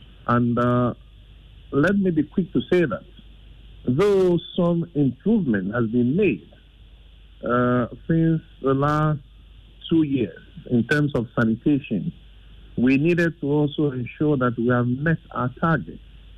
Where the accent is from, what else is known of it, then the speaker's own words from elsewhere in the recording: Greater Accra, Ghana; I'm from Ayama so Central, and my assembly has also not been doing well in maintaining circle and its environment.